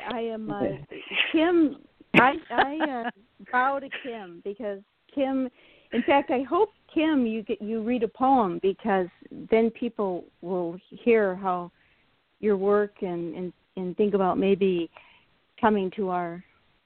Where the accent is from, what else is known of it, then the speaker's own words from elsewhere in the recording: Detroit, Michigan, United States; moved away as an adult; now in San Francisco Bay Area, United States; I'm from Detroit